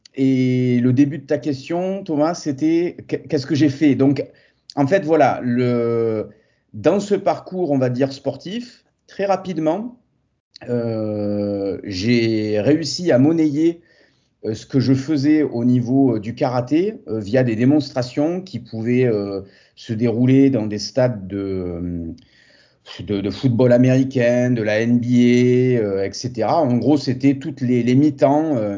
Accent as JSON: {"language": "French", "town": "Montpellier", "region": "Occitania", "country": "France", "said": "je suis français, montpelliérain euh, d'origine et attaché à, ma région du Sud"}